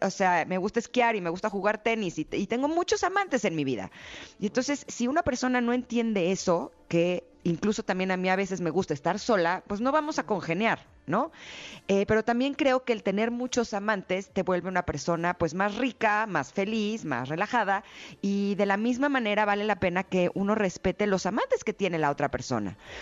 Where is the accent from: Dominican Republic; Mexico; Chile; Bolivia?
Mexico; así de talentosos somos los mexicanos